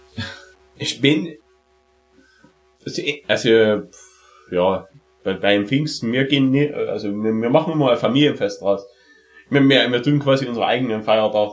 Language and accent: German; Saxony, Germany; bei uns in Sachsen